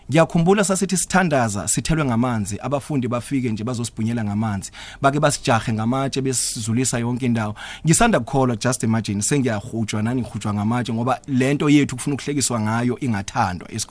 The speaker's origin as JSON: {"language": "Zulu", "town": "Matatiele", "region": "Eastern Cape", "country": "South Africa", "tie": "born or raised there", "said": "ngikhulele e, e, eMatatiyele then umuntu wenze namabanga kamancane primary khona ePhamutse"}